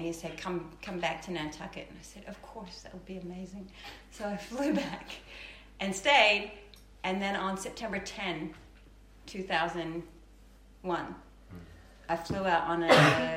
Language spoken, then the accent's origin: English; Auckland, New Zealand; moved away as an adult; also born or lived in London / New York; I was born in Auckland, New Zealand